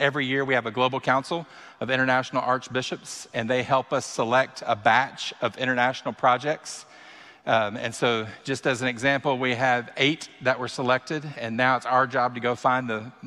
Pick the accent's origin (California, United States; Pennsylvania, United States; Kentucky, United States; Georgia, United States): Kentucky, United States; I am born and raised in Kentucky